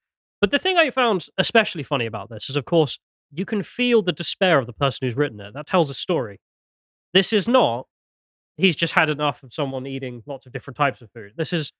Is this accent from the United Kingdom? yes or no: yes; England, United Kingdom; we're English.